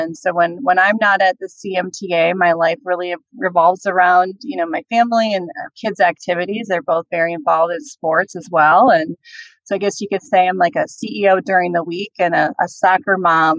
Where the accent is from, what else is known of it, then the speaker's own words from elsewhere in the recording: Minnesota, United States; accent: Minnesota; I was born and raised in Minnesota. So I'm a Midwest girl at heart. And certain words I'll say, you can hear the Minnesota accent come out.